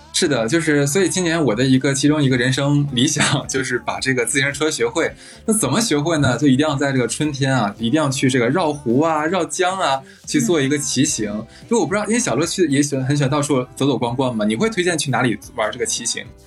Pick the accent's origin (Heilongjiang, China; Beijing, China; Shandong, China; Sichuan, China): Heilongjiang, China; Harbin; 我的家乡，就是举个例子吧，像哈尔滨